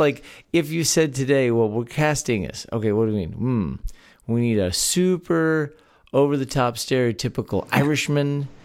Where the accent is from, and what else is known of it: Texas, United States; born or raised there